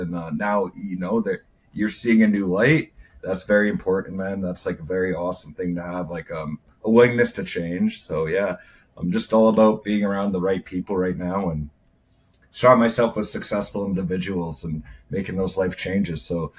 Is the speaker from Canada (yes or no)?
yes; Calgary, Alberta, Canada; I'm from Calgary, Alberta.